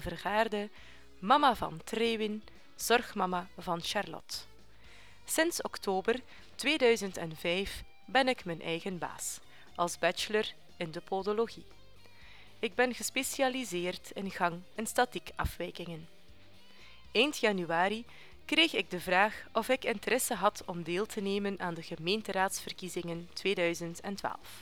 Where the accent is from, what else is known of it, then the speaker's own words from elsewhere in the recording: Bruges, Flanders, Belgium; geboren en getogen in Sint-Kruis